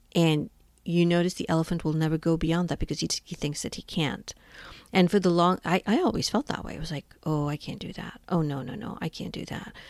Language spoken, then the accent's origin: English; India; moved away as an adult; now in United States; I was born and brought up in India and moved to the United States when I was twenty years old